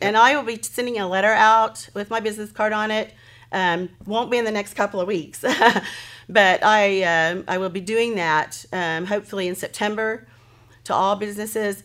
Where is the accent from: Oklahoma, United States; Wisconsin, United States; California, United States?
Oklahoma, United States; Hennessey; moved away as an adult; I'm thrilled to be back in my hometown